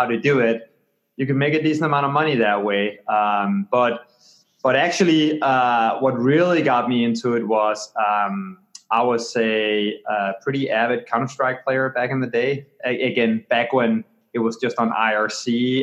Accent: Copenhagen, Capital Region of Denmark, Denmark; moved away; I grew up in Copenhagen, Denmark, on the other side of the pond

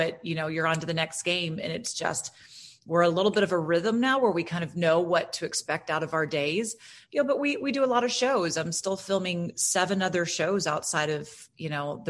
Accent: Florida, United States; I'm from Florida

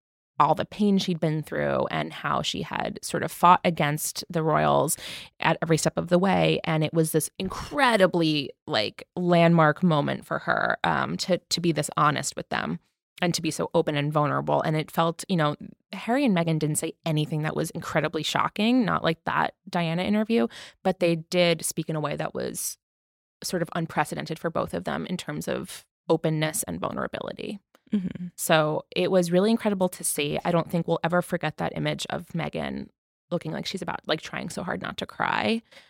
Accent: United Kingdom; Like, we support you. We're British and we support you. You're loved here.

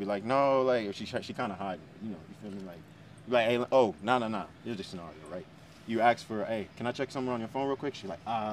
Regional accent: Arizona, United States; I'm from Arizona

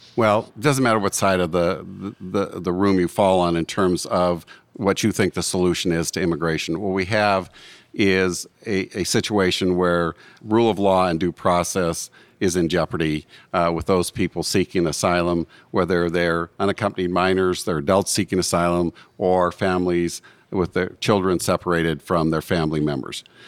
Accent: Butte, Montana, United States; I am from Butte, Montana

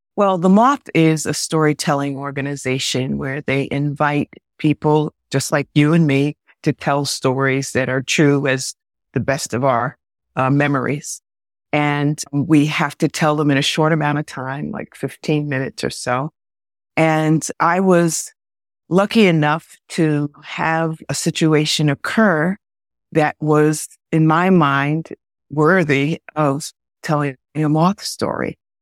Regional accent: Westchester, New York, United States; I grew up in Westchester

